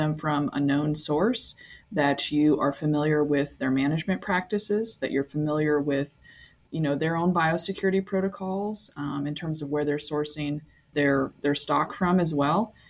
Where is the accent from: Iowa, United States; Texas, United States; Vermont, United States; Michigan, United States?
Iowa, United States; moved away as an adult; also born or lived in Georgia, United States; now in Saskatoon, Canada; I am originally from the States. I came from Iowa